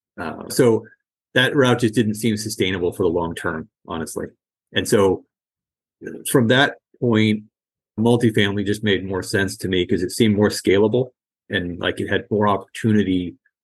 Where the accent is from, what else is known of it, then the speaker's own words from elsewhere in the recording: outside of Boston, Massachusetts, United States; now in Bay Area, California, United States; I grew up outside of Boston